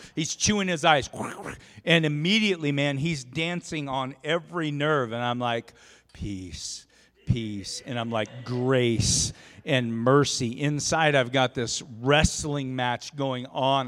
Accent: Oregon, United States; now in Rupert, United States; grew up in Oregon

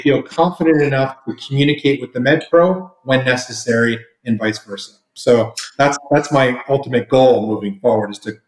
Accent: Toronto, Ontario, Canada; also born or lived in Florida / California / Colorado; now in Texas, United States; Then, let me step back. I'm Canadian, so I started off in Toronto, home of the best hockey team in the land.

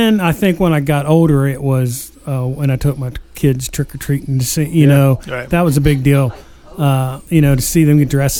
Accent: Logan, United States; I grew up in Logan. And at the time, when I grew up there, there wasn't much there.

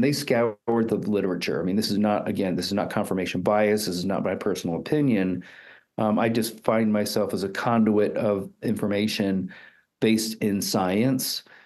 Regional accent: East Coast, United States; moved away as an adult; also born or lived in Houston, Texas / Utah; now in Colorado Springs, United States; I'm I'm originally from the East Coast

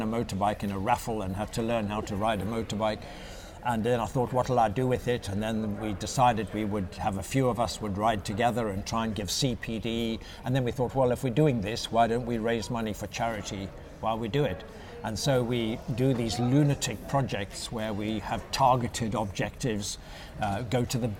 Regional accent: Zimbabwe; moved away; also born or lived in South Africa; I was born and brought up in South Africa and Zimbabwe, what was then Rhodesia

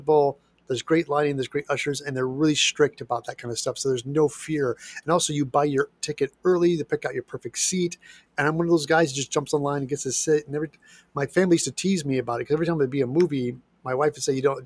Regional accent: Midwest, United States; now in Los Angeles, United States; I grew up in the Midwest

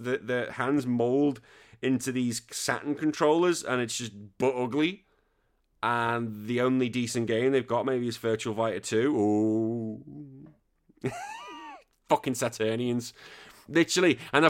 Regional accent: United Kingdom; But yeah, there's a lot of hatred between the British. The only time it seems we come together is when England play internationally. Apart from that, we all hate each other. It's absolutely great. I don't know what it is. We're just such a bitter country.

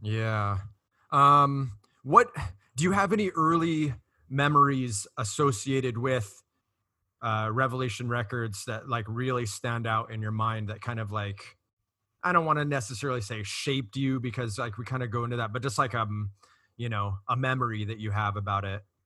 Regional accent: Costa Mesa, California, United States; I grew up in Costa Mesa, which borders Huntington Beach

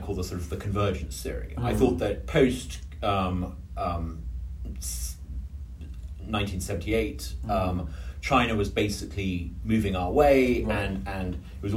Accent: England, United Kingdom; as an Englishman

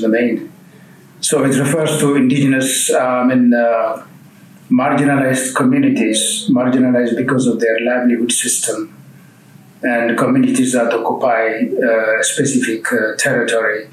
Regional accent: Ethiopia; I'm from Ethiopia

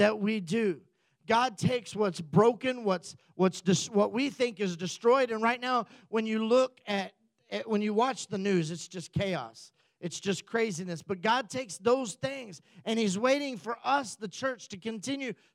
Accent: United States; we come back as Americans

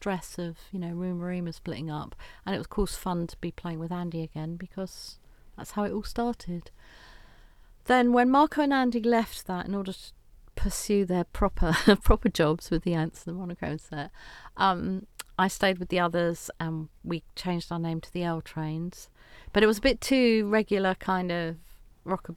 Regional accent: London, United Kingdom; growing up in Gypsy Hill, Crystal Palace

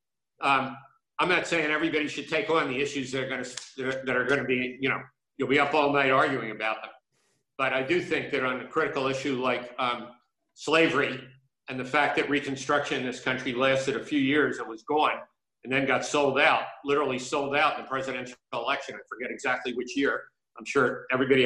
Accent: Philadelphia, Pennsylvania, United States; I grew up in North Philadelphia

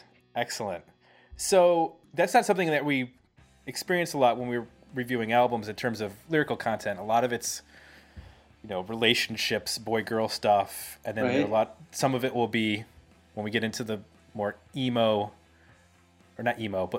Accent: Clarence, New York, United States; moved away; my hometown. Oh, really? Yep, grew up there.

